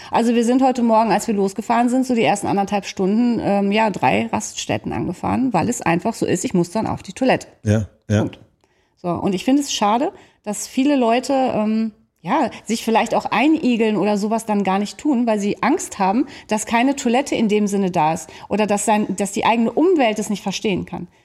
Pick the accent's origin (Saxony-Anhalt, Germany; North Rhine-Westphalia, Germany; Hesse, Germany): North Rhine-Westphalia, Germany; Bestes Beispiel heute, ich habe dir gerade gesagt, wir kommen aus dem Sauerland.